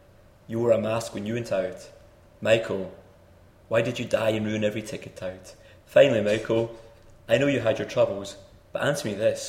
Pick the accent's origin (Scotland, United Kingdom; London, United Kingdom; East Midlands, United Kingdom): Scotland, United Kingdom; I'm so Scottish